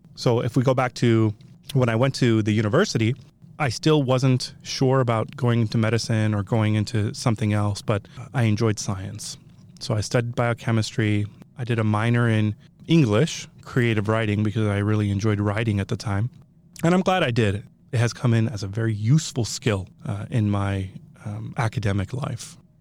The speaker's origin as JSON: {"language": "English", "town": "Reno", "region": "Nevada", "country": "United States", "tie": "born or raised there", "also_born_or_lived": "Tehran, Iran", "said": "I grew up in Reno, stayed in Reno all the way through high school"}